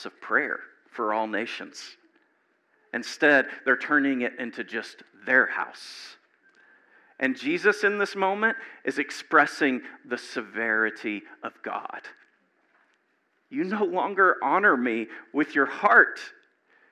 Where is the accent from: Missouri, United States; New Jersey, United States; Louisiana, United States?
Louisiana, United States; moved away; I grew up in Louisiana, and I had never been across the Mason-Dixon line until I was like 27